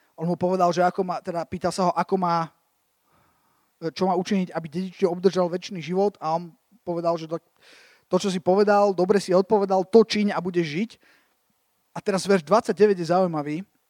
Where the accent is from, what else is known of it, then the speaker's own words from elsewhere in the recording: Slovakia; som sa vrátil z tej Ameriky na Slovensko